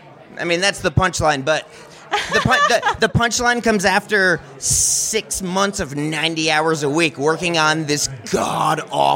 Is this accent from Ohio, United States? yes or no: no; Florida, United States; So we are friends from Florida.